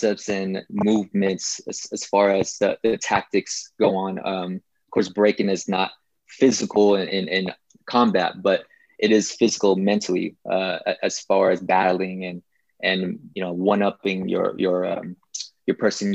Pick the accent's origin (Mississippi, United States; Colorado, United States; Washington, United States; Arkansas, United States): Washington, United States; Seattle; also born or lived in Ormoc City, Philippines; now in Renton, United States; I grew up in Berrien. West Seattle, Berrien